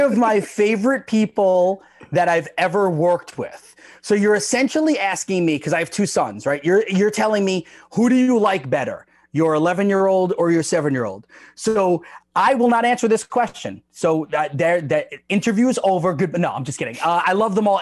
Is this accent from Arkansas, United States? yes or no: no; Long Island, New York, United States; I grew up in New York